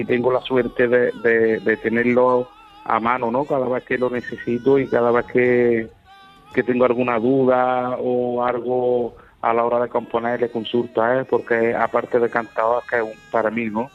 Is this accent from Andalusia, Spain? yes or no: yes; Córdoba, Andalusia, Spain; soy de Córdoba